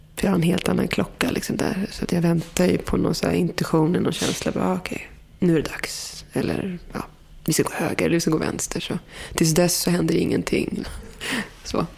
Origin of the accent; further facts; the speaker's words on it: Morocco; Där jag kommer ifrån, liksom, man är marockan med berber